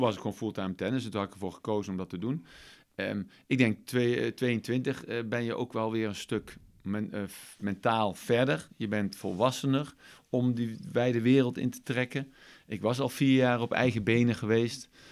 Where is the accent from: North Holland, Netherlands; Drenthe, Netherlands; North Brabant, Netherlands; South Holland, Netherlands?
North Brabant, Netherlands; Eindhoven; ik uit Eindhoven kom